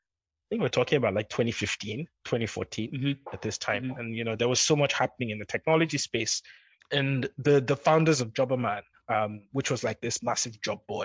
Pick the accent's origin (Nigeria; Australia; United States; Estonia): Nigeria; moved away; also born or lived in London; I'm going back to Nigeria.